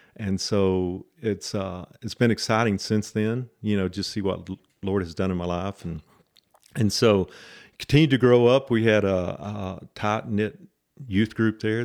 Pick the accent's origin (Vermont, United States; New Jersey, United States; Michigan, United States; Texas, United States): Texas, United States; Lubbock; I grew up here in Lubbock